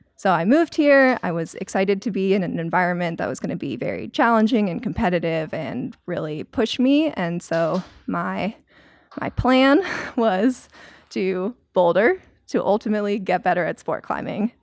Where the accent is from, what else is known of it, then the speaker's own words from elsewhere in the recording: Maryland, United States; moved away as an adult; also born or lived in North Carolina; I grew up in Maryland, and then I went to school in North Carolina